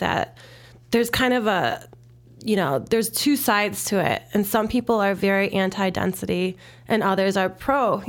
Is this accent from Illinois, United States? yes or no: yes; Chicago, Illinois, United States; I'm from Jefferson Park